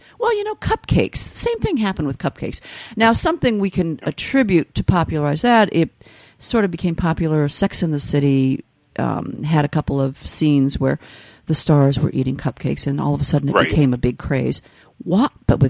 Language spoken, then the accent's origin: English; Midwest, United States; But I grew up in the Midwest, and we had a company, again a Southern company